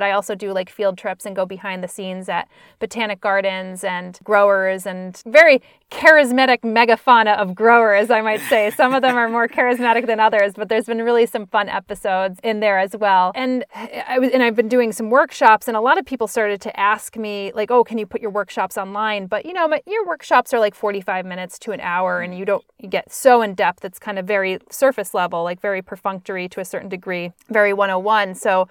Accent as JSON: {"language": "English", "region": "Northeast", "country": "United States", "tie": "born or raised there", "said": "growing up in the Northeast, like, you never, I took for granted"}